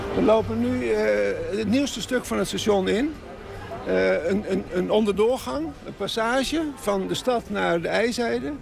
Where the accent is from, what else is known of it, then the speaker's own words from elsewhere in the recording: Amsterdam, North Holland, Netherlands; Ik ben in Amsterdam geboren